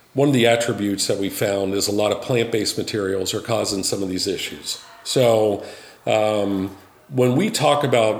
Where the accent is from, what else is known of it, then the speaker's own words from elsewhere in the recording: Midwest, United States; I'm from the Midwest